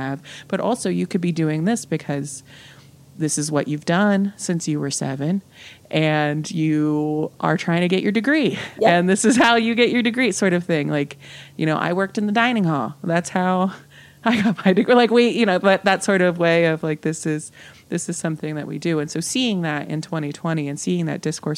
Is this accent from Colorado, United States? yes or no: no; West Virginia, United States; moved away as an adult; also born or lived in California; I'm from West Virginia. Like I'm from like Mountaineer country. So grew up knowing college football.